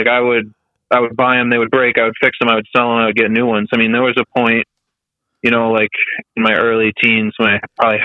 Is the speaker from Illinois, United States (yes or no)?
no; Boston, Massachusetts, United States; moved away as an adult; now in Providence, United States; I'm from Boston